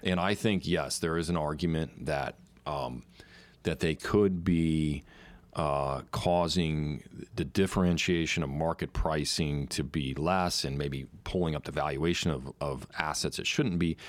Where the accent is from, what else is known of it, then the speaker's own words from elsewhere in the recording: United States; I am an American